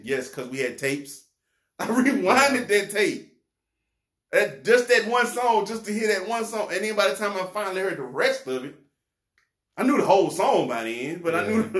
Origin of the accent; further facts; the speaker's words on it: the South, United States; I'm from the South.